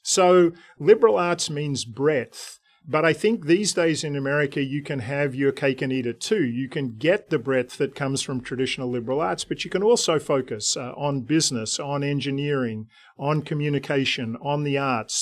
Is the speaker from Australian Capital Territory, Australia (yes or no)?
yes; Canberra, Australian Capital Territory, Australia; moved away as an adult; now in United States; I grew up in Canberra